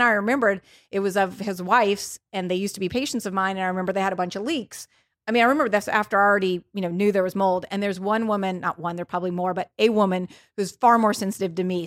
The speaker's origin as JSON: {"language": "English", "town": "New Orleans", "region": "Louisiana", "country": "United States", "moved": "yes", "said": "I'm from New Orleans, um, and I just went home"}